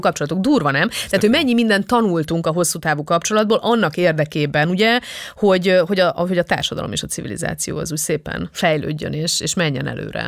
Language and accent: Hungarian; Transylvania, Romania; Erdélyből származom, tehát magyar osztályba jártam